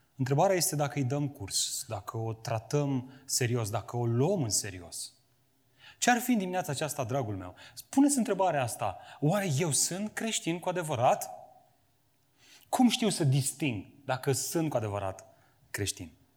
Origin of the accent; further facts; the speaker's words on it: Romania; am crescut în România cu această conștiință creștină